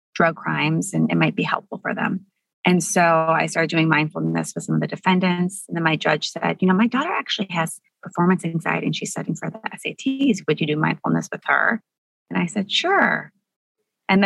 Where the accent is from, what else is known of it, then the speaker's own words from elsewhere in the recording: Buffalo, New York, United States; I grew up in Buffalo, New York